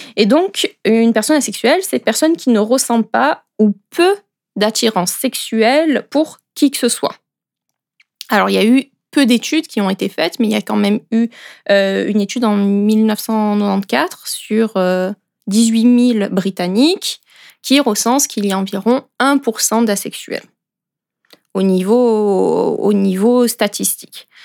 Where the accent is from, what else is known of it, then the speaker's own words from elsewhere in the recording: France; moved away as an adult; now in Switzerland; Et à l'origine, moi, je suis française et ça fait 5 ans que je suis en Suisse